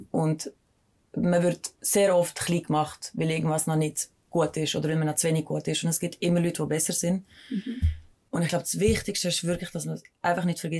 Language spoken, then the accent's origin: German; Mels, St. Gallen, Switzerland; ja, also ich bin nur in Mels aufgewachsen, mhm. ähm, in St. Gallen.